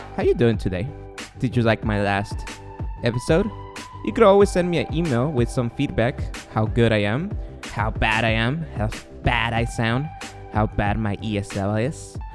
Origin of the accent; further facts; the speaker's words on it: Guatemala; English is a second language; moved away; I was born and raised in Guatemala. Therefore, my accent and my E S L will come out here and there.